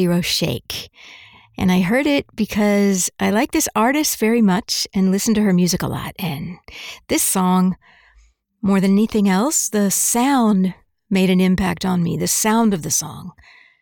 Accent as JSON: {"language": "English", "country": "Mexico", "tie": "born or raised there", "moved": "yes", "said": "I was born here, but I grew up in Mexico, and then I came back here"}